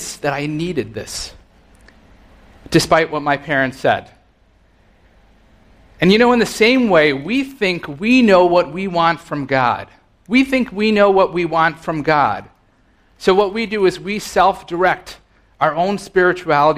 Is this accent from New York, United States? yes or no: yes; Rockland County, New York, United States; I grew up in Rockland County